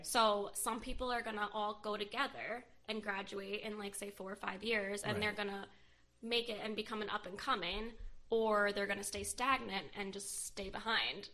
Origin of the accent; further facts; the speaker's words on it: United States; my hometown